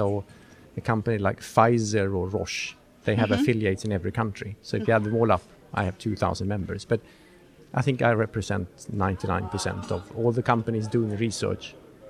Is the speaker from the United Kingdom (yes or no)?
no; Sweden; I'm from Sweden, by the way.